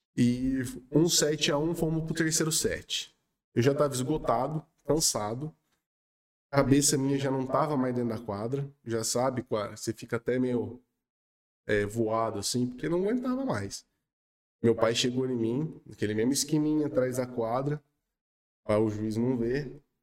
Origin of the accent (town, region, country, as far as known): Espírito Santo do Pinhal, São Paulo, Brazil